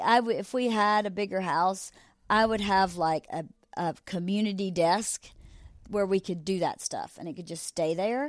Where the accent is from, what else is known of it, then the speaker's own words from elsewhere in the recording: Georgia, United States; moved away; growing up in Georgia was so amazing for a child